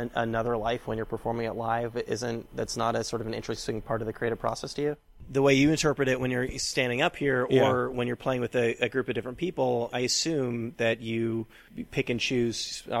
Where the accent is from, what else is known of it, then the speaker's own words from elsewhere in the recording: California, United States; now in Queens, United States; I'm from California and I live in Queens now, as we discussed earlier.